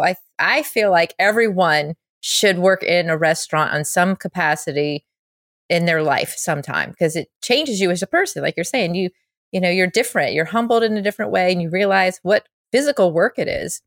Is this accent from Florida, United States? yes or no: no; Charlotte, North Carolina, United States; moved away as an adult; now in Los Angeles, United States; my hometown, Charlotte